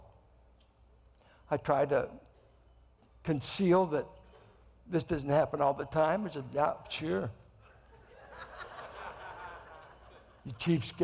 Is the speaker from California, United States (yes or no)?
yes; Richmond, California, United States; I came from Richmond. I grew up in the projects